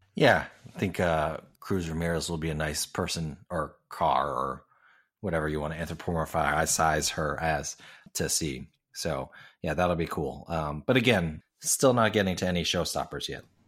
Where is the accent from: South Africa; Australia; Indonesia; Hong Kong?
Hong Kong; moved away; I grew up in Hong Kong going to Ocean Park